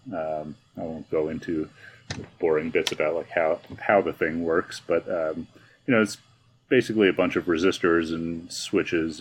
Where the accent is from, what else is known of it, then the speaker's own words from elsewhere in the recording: New York, United States; now in Albuquerque, United States; I grew up in New York